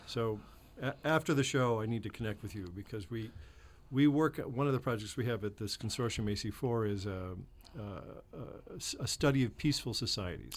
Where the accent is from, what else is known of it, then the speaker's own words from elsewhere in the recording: Chicago, Illinois, United States; moved away; I'm from Chicago